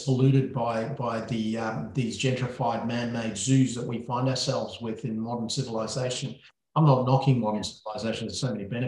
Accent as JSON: {"language": "English", "country": "Sri Lanka", "moved": "yes", "said": "Sri Lanka, which is my home country"}